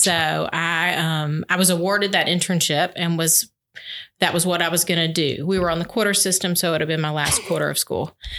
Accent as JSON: {"language": "English", "town": "Albany", "region": "Georgia", "country": "United States", "tie": "born or raised there", "said": "I am from Albany"}